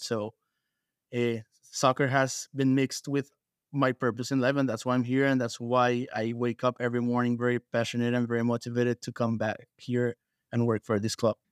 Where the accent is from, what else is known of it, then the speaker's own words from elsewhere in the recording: Bogotá, Colombia; moved away as an adult; now in United States; I am from Bogota, Colombia, So, I moved to the U S seven years ago.